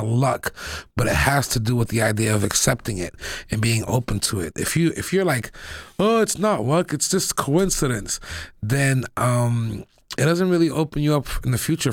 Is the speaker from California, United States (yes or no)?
no; Boston, Massachusetts, United States; I grew up in Roxbury